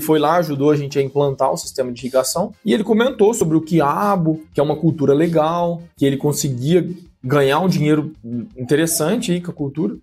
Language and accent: Portuguese; São José do Rio Preto, São Paulo, Brazil; also born or lived in Viçosa, Minas Gerais; Sou aqui do interior de São Paulo, noroeste aqui do estado, São José do Rio Preto.